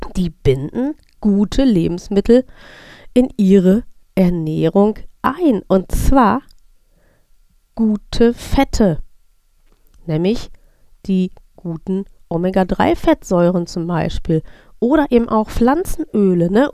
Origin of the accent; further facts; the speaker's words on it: North Rhine-Westphalia, Germany; ich bin in Nordrhein-Westfalen aufgewachsen